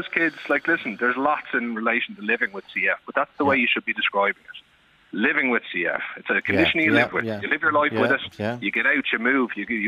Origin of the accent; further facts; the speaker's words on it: Ireland; as an Irish people